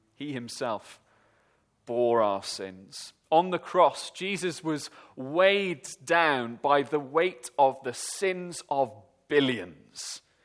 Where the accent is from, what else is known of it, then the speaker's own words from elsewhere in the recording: Welsh, Wales, United Kingdom; me and my friends, being Welsh